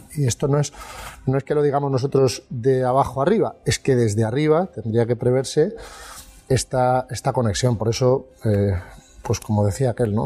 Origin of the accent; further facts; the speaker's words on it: Sant Joan d'Alacant, Valencian Community, Spain; yo soy de, de San Juan eh, Pueblo, por ejemplo, pues el sanjuanero, el alicantino